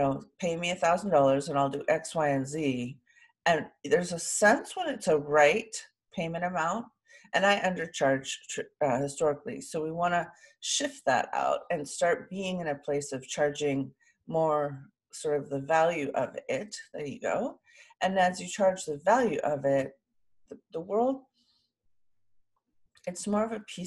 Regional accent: Sausalito, California, United States; I was born in Sausalito, overlooking San Francisco, with a beautiful view from the house that I was born

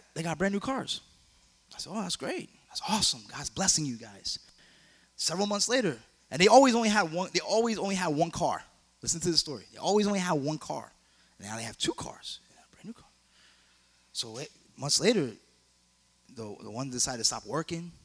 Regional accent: New York, United States; now in South Florida, United States; I'm from New York

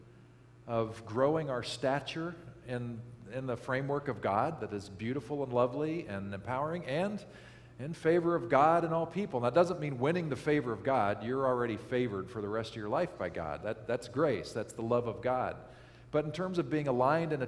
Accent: Kansas, United States; I grew up in Kansas, And northeastern Kansas, it's actually quite lovely

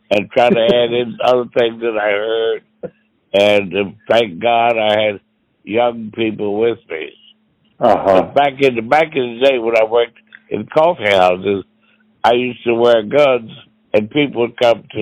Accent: Kentucky, United States; moved away; also born or lived in Los Angeles; I was raised in Kentucky

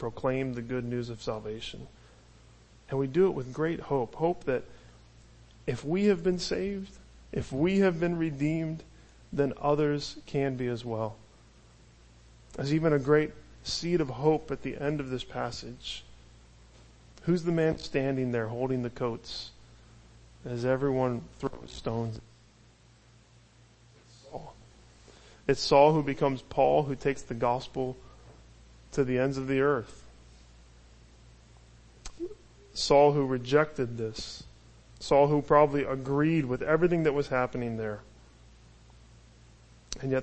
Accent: United States; as American Christians

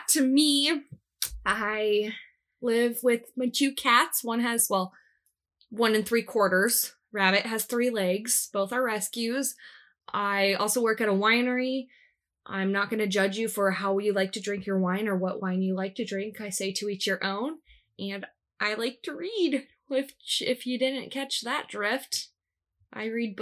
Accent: Des Moines, Iowa, United States; I was born in Des Moines

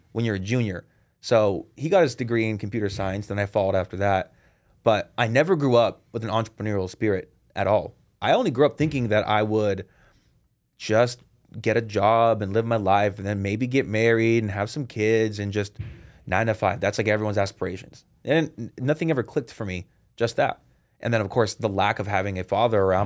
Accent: Seattle, Washington, United States; I was born and raised in Seattle

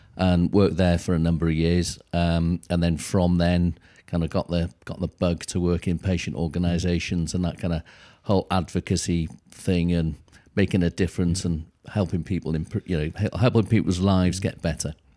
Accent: North Wales, United Kingdom; moved away as an adult; also born or lived in Swansea / Cardiff; now in London, United Kingdom; I grew up, I was born in North Wales, um, uh, and then lived there until I went to, uh, university

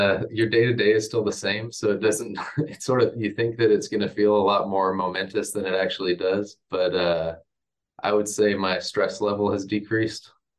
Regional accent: Little Rock, Arkansas, United States; also born or lived in Oklahoma; I grew up in Arkansas. I grew up in Little Rock, Arkansas.

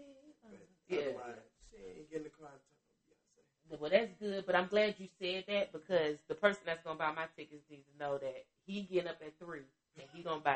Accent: Chicago, Illinois, United States; I'm from Chicago

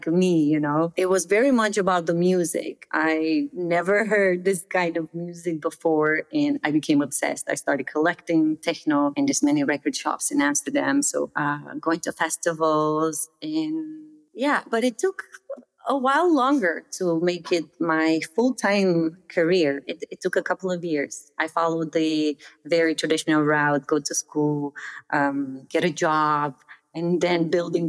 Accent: Romania; moved away as an adult; also born or lived in Netherlands; I grew up in Romania, and a very small village in the middle of nowhere

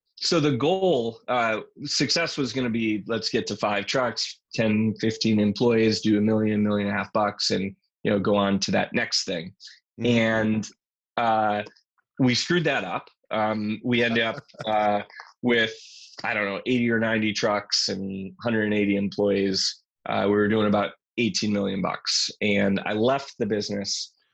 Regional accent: St. Paul, Minnesota, United States; moved away; I grew up in St. Paul, Minnesota

